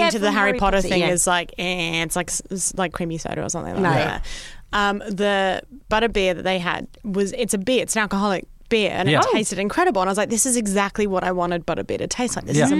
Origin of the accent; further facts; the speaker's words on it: Australia; I'm Australian